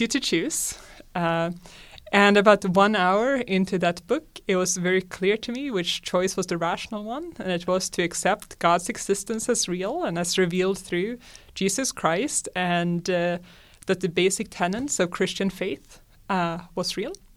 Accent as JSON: {"language": "English", "country": "Sweden", "said": "I'm from Sweden, and like most, uh, Swedes, I was raised as a secular Lutheran"}